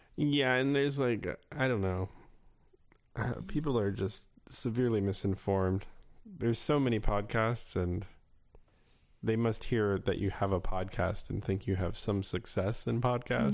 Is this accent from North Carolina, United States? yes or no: no; Florida, United States; I grew up in Florida